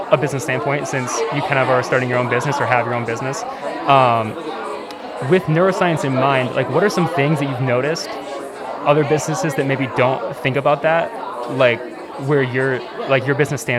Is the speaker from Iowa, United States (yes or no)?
yes; Dubuque, Iowa, United States; I'm from Dubuque, Iowa.